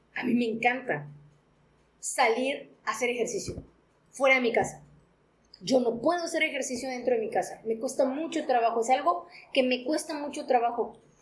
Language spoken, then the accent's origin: Spanish; Mexico; como mexicanos y como latinos